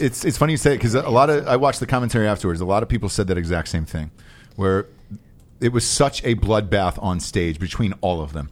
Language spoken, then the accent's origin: English; Georgia, United States; as a kid growing up in Georgia